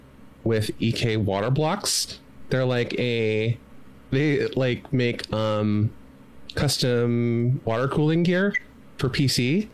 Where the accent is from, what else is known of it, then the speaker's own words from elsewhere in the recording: Canada; being Canadian, that's the dollars Canadian.